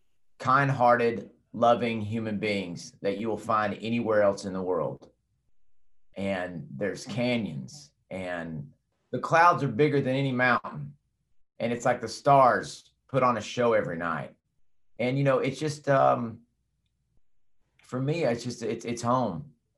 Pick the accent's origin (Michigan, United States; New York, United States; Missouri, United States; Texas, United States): Texas, United States; Amarillo; now in Buffalo Gap, United States; born and raised there. I don't live there anymore. I live a little south of Abilene, a little town called Buffalo Gap now. But, yeah, I grew up in Amarillo.